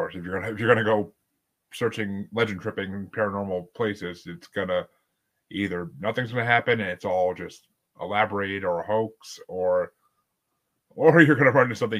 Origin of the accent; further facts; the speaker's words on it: New York, United States; I'm from New York